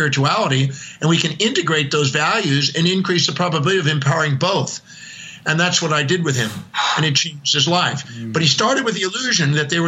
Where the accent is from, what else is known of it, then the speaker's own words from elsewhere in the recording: Houston, Texas, United States; moved away; also born or lived in Oahu; I was born in Houston, Texas, 1954, November 25th, 8:08 in the morning